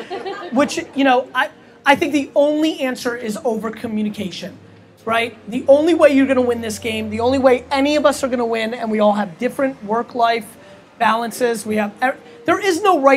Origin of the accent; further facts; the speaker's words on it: Babruisk, Mogilev Region, Belarus; now in United States; I'm from Babruisk, it's a small fucking place.